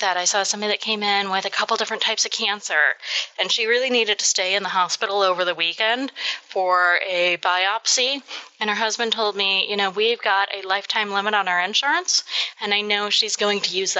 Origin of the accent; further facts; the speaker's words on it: Kentucky, United States; I'm from Kentucky